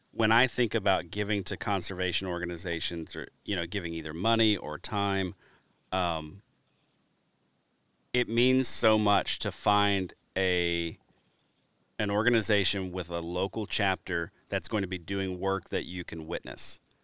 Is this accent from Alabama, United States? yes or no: yes; Alabama, United States; also born or lived in Louisiana; now in Wisconsin, United States; coming from the Deep South, I grew up in Alabama, then moved to Wisconsin, actually from Louisiana.